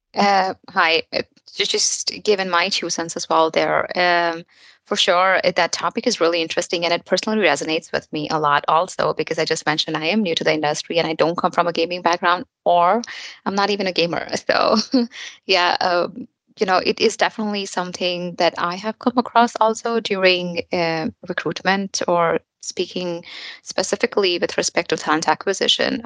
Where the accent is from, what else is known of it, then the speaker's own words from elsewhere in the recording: India; moved away as an adult; also born or lived in New York, United States; now in Frankfurt, Germany; I'm basically an Indian. I moved to US and uh, New York, and then um, now here in Germany